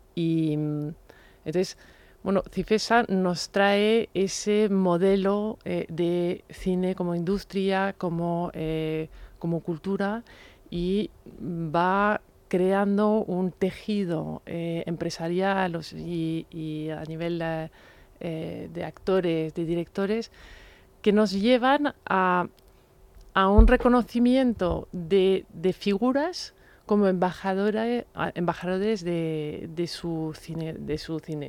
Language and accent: Spanish; France; como francesa